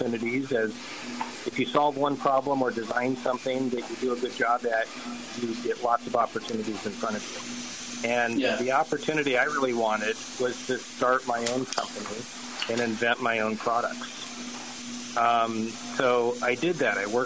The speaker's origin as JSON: {"language": "English", "town": "Omaha", "region": "Nebraska", "country": "United States", "tie": "born or raised there", "said": "I grew up in Omaha, Nebraska, in a Jewish family"}